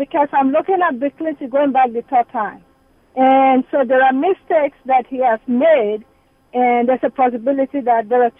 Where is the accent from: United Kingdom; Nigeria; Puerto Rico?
Nigeria; moved away as an adult; now in Dallas, United States; I'm from Nigeria.